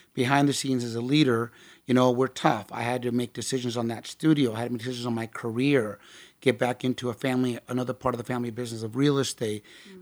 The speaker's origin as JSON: {"language": "English", "town": "Tustin", "region": "California", "country": "United States", "tie": "born or raised there", "said": "I grew up out there in Tustin"}